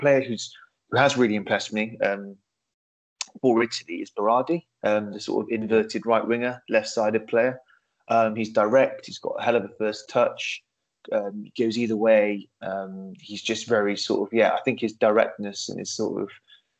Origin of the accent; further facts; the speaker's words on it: England, United Kingdom; we're English